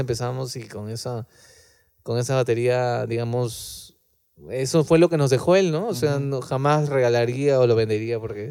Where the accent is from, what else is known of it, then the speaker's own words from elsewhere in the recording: Lima, Peru; nosotros somos de Lima